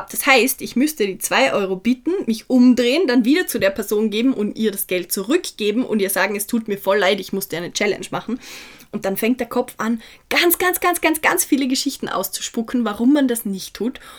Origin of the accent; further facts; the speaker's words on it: Feldkirch, Vorarlberg, Austria; Ich war gestern in Feldkirch, wo ich herkomme, das ist in Vorarlberg, eine kleine mittelalterliche Stadt, wo wirklich jeder jeden kennt.